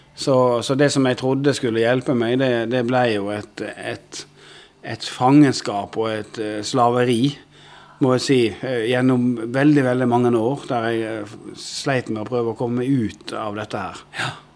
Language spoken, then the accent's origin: Norwegian; Odda, Vestland, Norway; Jeg vokste opp inne i Odda i Hardanger